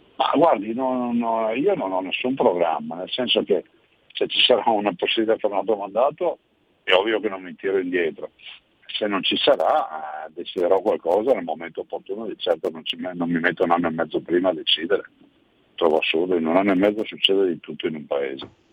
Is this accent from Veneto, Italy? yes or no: yes; Veneto, Italy; siamo a cinque milioni di veneti, quindi abbiamo conosciuto una grande diaspora migratoria come Veneto